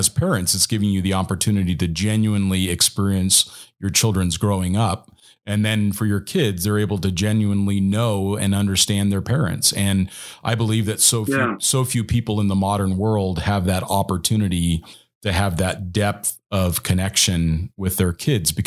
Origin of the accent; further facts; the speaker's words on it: United States; growing up as an American